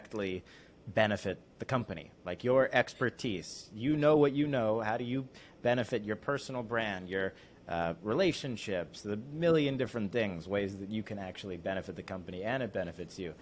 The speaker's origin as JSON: {"language": "English", "region": "Connecticut", "country": "United States", "tie": "born or raised there", "said": "my hometown of Connecticut"}